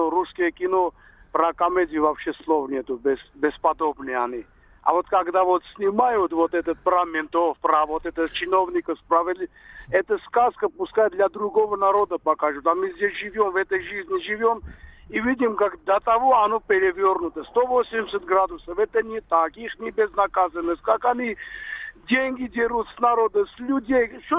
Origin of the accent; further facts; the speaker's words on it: Moscow, Russia; Я москвич.